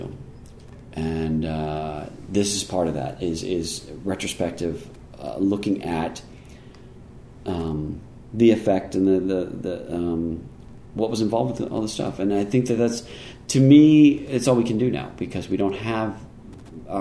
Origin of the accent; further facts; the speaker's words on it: Baltimore, Maryland, United States; I grew up in Baltimore